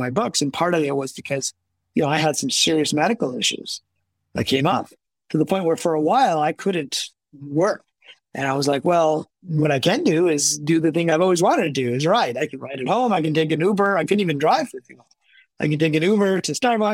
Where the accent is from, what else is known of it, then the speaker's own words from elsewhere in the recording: Midwest, United States; also born or lived in Pakistan; I was born in Pakistan, but, you know, my parents came to, my dad went to France and then to America when I was really young. And then we came over and I grew up, you know, in the Midwest